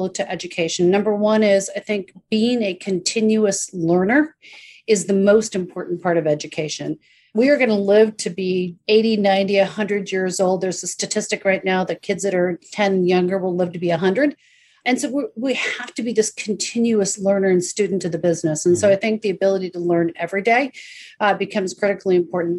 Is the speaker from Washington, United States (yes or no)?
yes; an hour north of Seattle, Northwest U.S., Washington, United States; I grew up an hour north of Seattle. I grew up on a farm